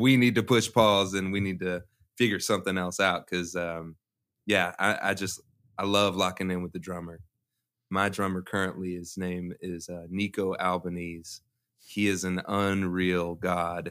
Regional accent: Louisville, Kentucky, United States; I'm from Louisville, so I, I went to Atherton

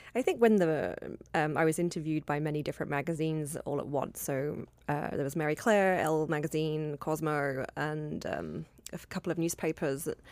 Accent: London, United Kingdom; London, my hometown

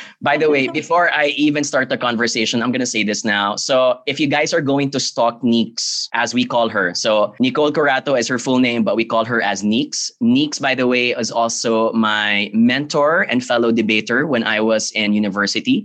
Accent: Philippines; I come from the Philippines

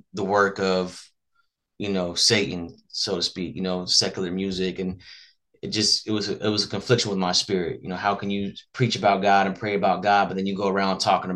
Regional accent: Las Vegas, Nevada, United States; I was born and raised in Las Vegas

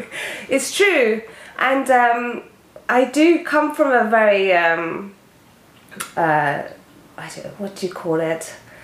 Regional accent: Japan; born there; So, for people who don't know me, I was born in Japan

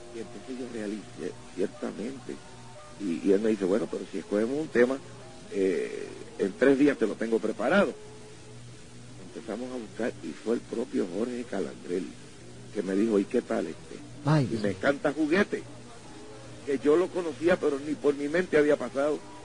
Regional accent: Ponce, Puerto Rico; moved away; also born or lived in New York City, United States; En mi pueblo de Ponce

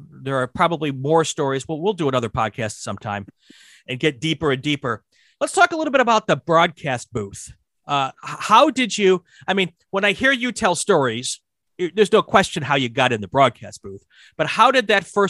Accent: Wisconsin, United States; I was from Wisconsin, so I was local

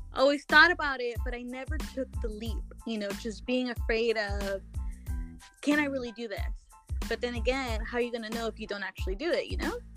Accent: Guadalajara, Jalisco, Mexico; now in Corona, United States; I was born in Mexico, Guadalajara, but I currently reside in Corona, California.

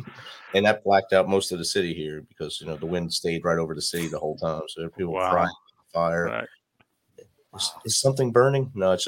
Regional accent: Jersey City, New Jersey, United States; moved away; I grew up in Jersey City.

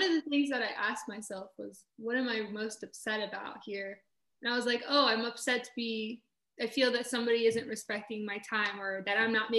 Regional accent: Newark, New Jersey, United States; I was born in Newark, New Jersey.

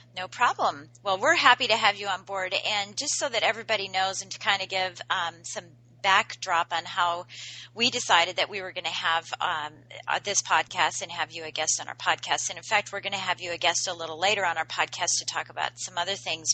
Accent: Washington, District of Columbia, United States; in the DC metro area, which is my hometown area

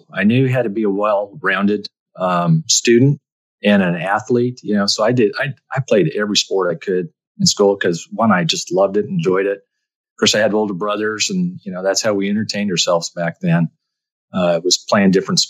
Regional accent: Albuquerque, New Mexico, United States; I grew up in Albuquerque, New Mexico, and I literally lived about 3 miles from the airport.

